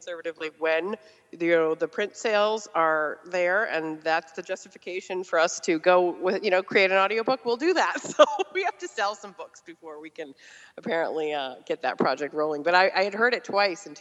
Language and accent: English; Randolph, Massachusetts, United States; also born or lived in Canton, Massachusetts / Brookline, Massachusetts; we grew up in Randolph, Massachusetts, and then moved to Canton